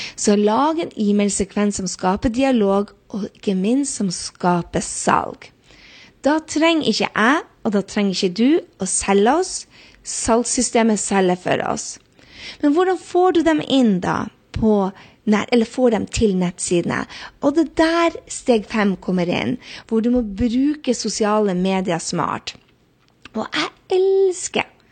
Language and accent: Norwegian; Northern Norway, Norway; jeg er nordlending